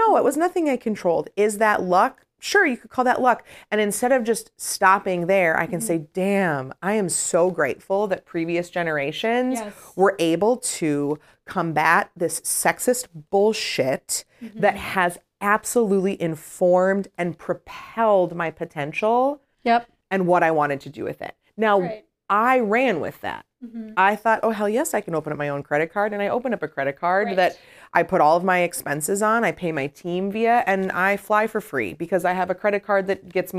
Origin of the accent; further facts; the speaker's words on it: Illinois, United States; I'm from the South Suburbs, but I wanted to go to the big city, and my parents supported me